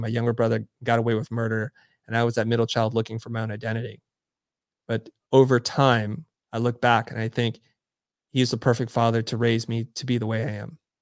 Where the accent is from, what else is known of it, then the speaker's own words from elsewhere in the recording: San Jose, California, United States; moved away as an adult; also born or lived in Saigon, Vietnam / Kansas City, Missouri; now in Los Angeles, United States; I pretty much grew up in San Jose up until I went off to college